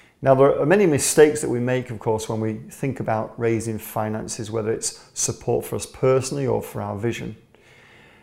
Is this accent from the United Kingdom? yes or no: yes; England, United Kingdom; As an Englishman